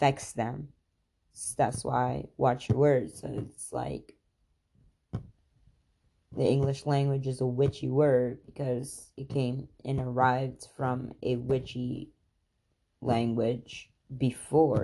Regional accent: Khambhat, Gujarat, India; moved away; I'm from there. Literally, I was born there

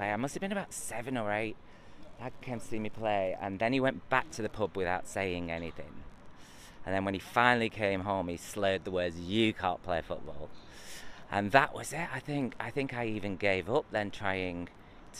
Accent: Preston, North West England, United Kingdom; I grew up in Preston, and I on a council estate

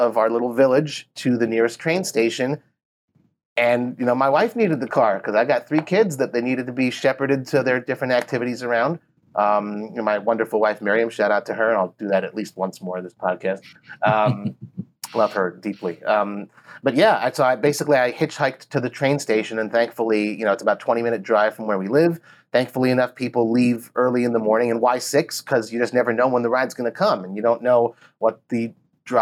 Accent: Los Angeles, California, United States; now in Israel; originally Los Angeles, but I live in Israel

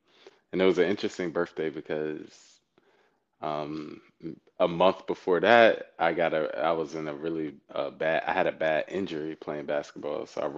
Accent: Durham, North Carolina, United States; But yeah, so from Durham, you know, I grew up in Durham fully. I went to Hillside.

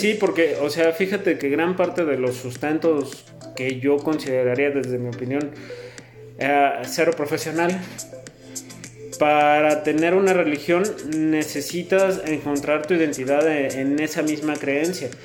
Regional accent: Mexico

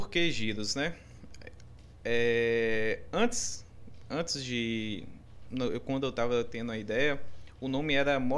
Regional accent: Brumado, Bahia, Brazil; moved away; also born or lived in Porto Seguro; eu, eu sou de Brumado, do De interior.

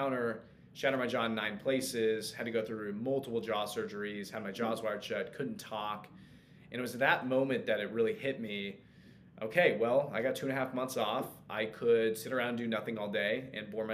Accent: Kansas City, United States; also born or lived in Lawrence, Kansas; my hometown in Kansas City

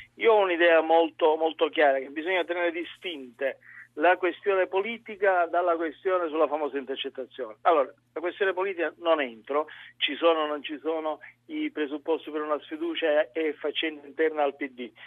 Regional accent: Sicily, Italy; anch'io siciliano

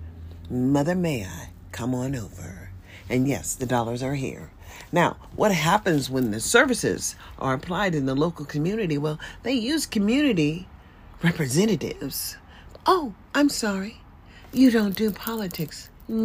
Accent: United States; Living in America, as I was born as an American

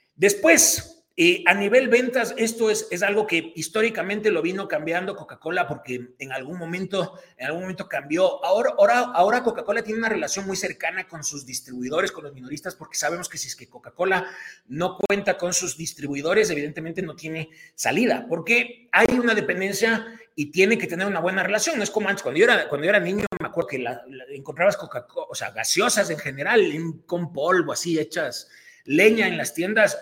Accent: Ecuador; nosotros como ecuatorianos tenemos una marca emblema que es Fioravanti

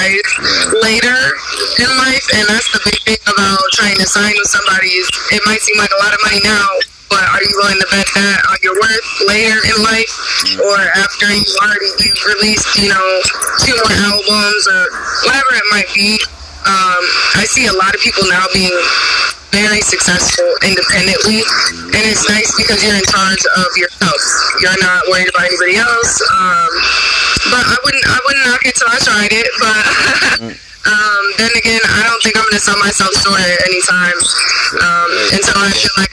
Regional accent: Michigan, United States; I'm from Michigan

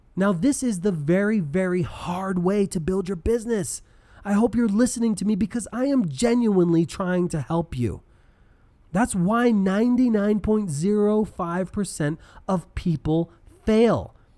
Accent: Denver, Colorado, United States; I'm from Denver

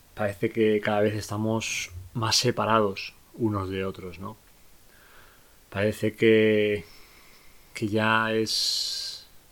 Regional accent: Spain; en mi país, en España

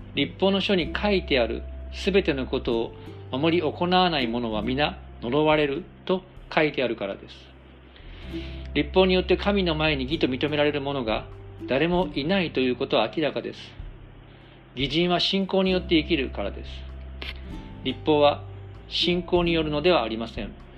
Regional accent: Japan; 私たち日本人

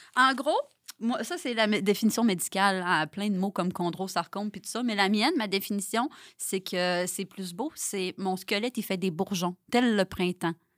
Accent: Saguenay, Quebec, Canada; je viens du Saguenay

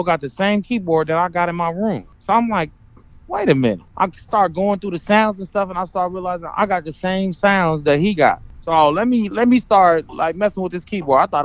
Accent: Compton, California, United States; I'm from L.A., Compton

